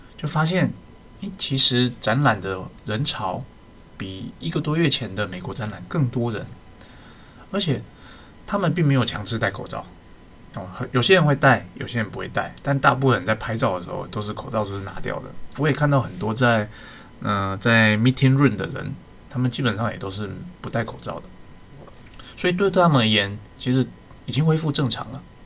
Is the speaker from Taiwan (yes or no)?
yes; Taiwan; 我们生在台湾